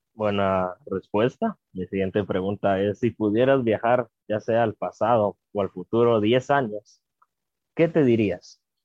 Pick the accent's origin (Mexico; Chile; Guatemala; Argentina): Guatemala; como guatemaltecos y guatemaltecas